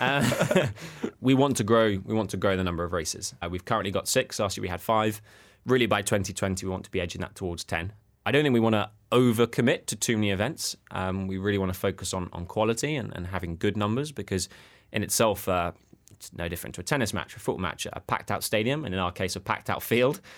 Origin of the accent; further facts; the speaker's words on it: Sevenoaks, South East England, United Kingdom; accent: middle class; my hometown, Seven Oaks